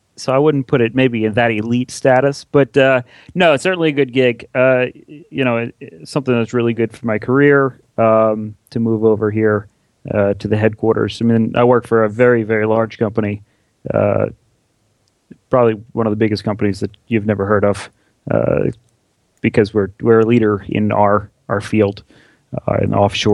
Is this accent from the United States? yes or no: yes; New Orleans, Louisiana, United States; Yeah, New Orleans.